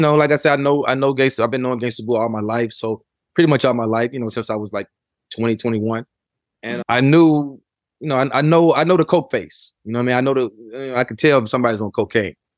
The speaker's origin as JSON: {"language": "English", "town": "Memphis", "region": "Tennessee", "country": "United States", "tie": "born or raised there", "said": "as I was growing up in Memphis"}